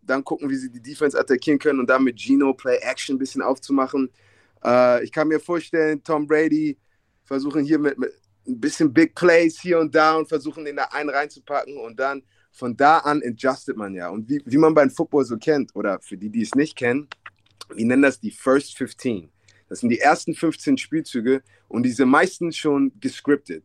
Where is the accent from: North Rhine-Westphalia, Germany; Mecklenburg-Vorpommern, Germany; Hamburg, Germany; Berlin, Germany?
Hamburg, Germany; moved away as an adult; ich bin in Ostdorf aufgewachsen, ja. was in West-Hamburg ist